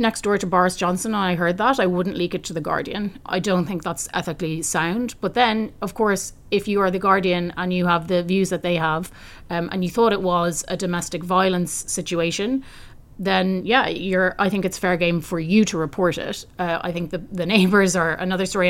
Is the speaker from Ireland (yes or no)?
yes; Ireland; I come from Ireland that really really benefited from European membership